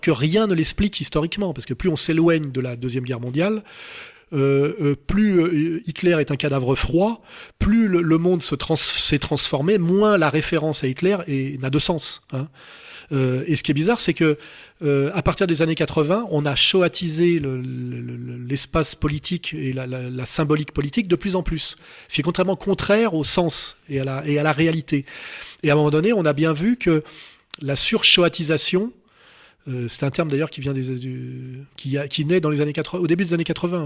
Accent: France; je suis français

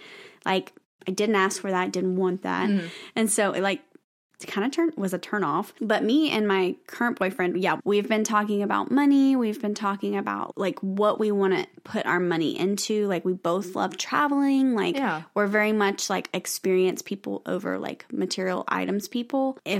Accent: the South, United States; We're from the South.

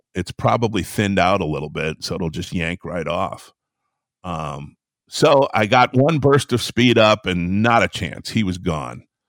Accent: Traverse City, Michigan, United States; I grew up in northern Michigan, up in the sticks there

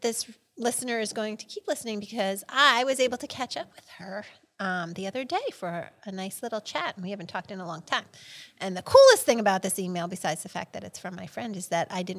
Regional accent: Huntington, United States; I grew up in Huntington with Christine. We went to school, high school together.

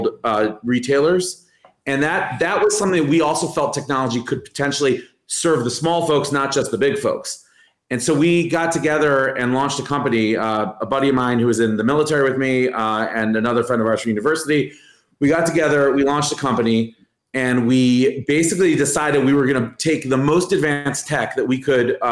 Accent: Cleveland, Ohio, United States; moved away; I grew up in the U.S. I grew up in Cleveland, Ohio

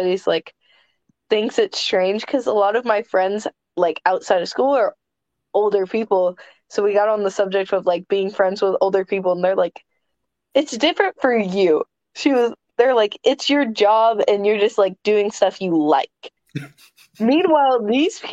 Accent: Kentucky, United States; my home state. I've never wrestled in Kentucky

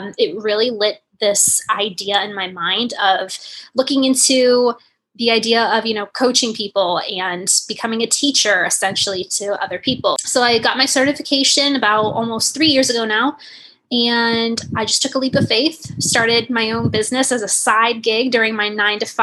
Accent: Northern Virginia, United States; I'm from Northern Virginia, just outside of Washington, D.C.

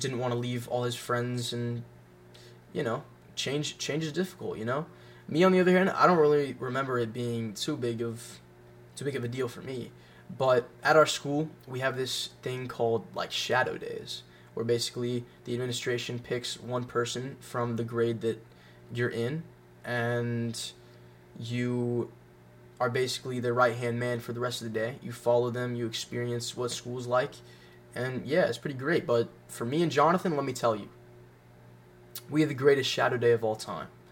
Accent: Franklin, Tennessee, United States; also born or lived in Tallahassee, Florida; at the ripe age of five, my parents decided for some reason to pick up everything we had and move to Franklin, Tennessee. And I've been here for the past 13 years.

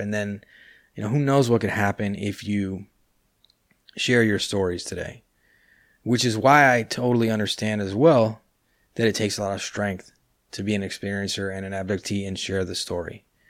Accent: California, United States; now in Buenos Aires, Argentina; I was born and raised in California. That's why, uh, I live in Buenos Aires, but my English is so, uh, is pretty good

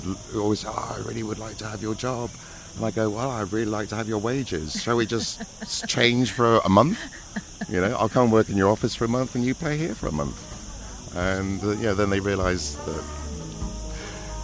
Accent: Cheltenham, South West England, United Kingdom; moved away as an adult; also born or lived in London; my hometown, Cheltenham

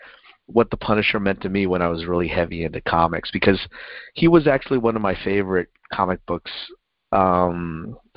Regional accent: United States; I grew up just outside of New York

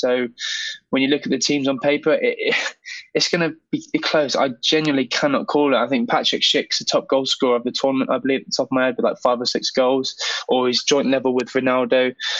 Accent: England, United Kingdom; as an Englishman

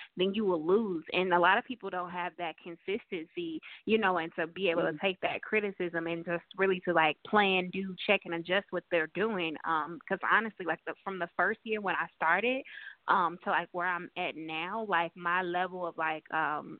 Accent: St. Louis, Missouri, United States; moved away as an adult; also born or lived in California; now in Charlotte, United States; I'm originally from St. Louis, Missouri, and last year we were living in California. This year we're living in Charlotte

